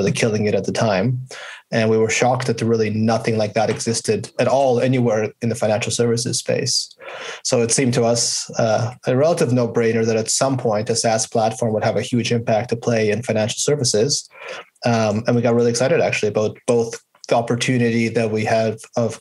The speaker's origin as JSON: {"language": "English", "town": "Vancouver", "region": "British Columbia", "country": "Canada", "tie": "born or raised there", "also_born_or_lived": "Pittsburgh, United States", "moved": "as an adult", "said": "I grew up in Vancouver in Canada."}